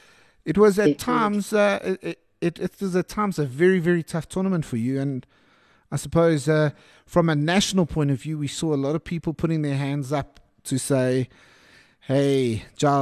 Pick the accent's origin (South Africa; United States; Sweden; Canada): South Africa; us as South African fans